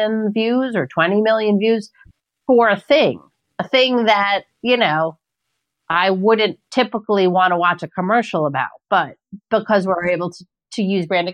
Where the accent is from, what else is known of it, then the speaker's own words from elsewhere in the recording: New York City, New York, United States; I'm not just a New Yorker. I'm born and bred in Queens